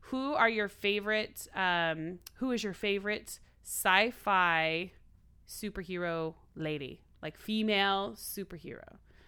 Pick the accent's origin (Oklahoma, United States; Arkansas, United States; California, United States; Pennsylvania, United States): Oklahoma, United States; I'm crazy. I'm from Oklahoma. It's required.